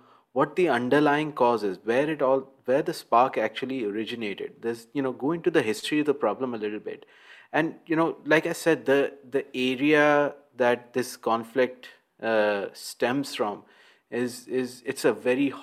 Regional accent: Karachi, Sindh, Pakistan; from Karachi, Pakistan.

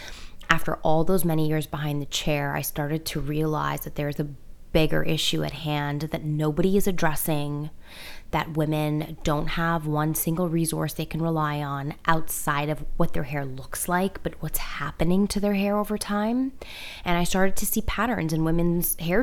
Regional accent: Toronto, Ontario, Canada; moved away as an adult; also born or lived in Iran; now in New York, United States; I grew up born in Iran, grew up in Toronto

